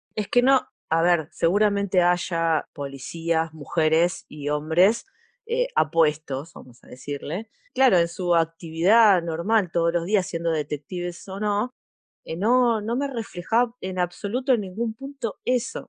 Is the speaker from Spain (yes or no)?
no; Argentina